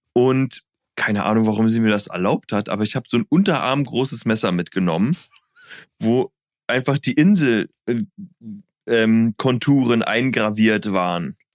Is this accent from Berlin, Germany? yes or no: yes; Berlin, Germany; als Berliner Junge in Berlin